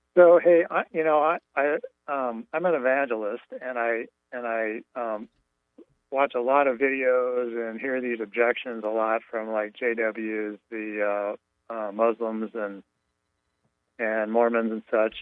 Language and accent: English; California, United States; also born or lived in Castaic Lake, California; now in Chattanooga, United States; I'm originally from California